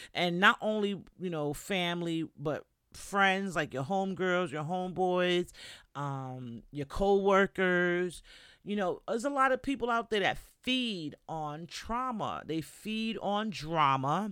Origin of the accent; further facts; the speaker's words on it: New York, United States; moved away as an adult; now in Florida, United States; I'm from New York